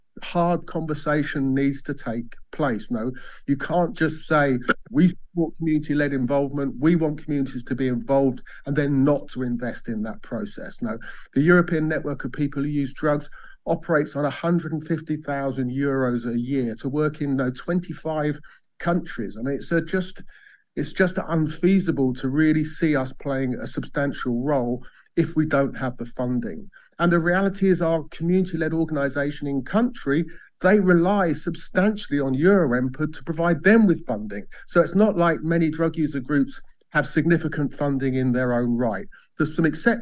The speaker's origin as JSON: {"language": "English", "town": "Bath", "region": "South West England", "country": "United Kingdom", "tie": "born or raised there", "said": "In my hometown of Bath"}